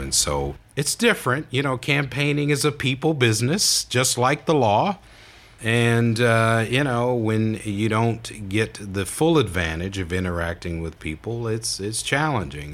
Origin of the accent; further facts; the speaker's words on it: Toledo, Ohio, United States; I was born and raised in Toledo